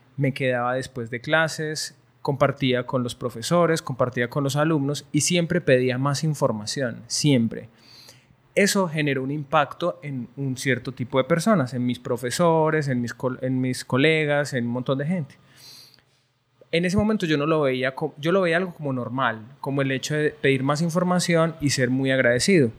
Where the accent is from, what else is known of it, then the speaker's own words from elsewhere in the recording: Colombia; also born or lived in Barcelona, Spain; now in Medellín, Colombia; como soy colombiano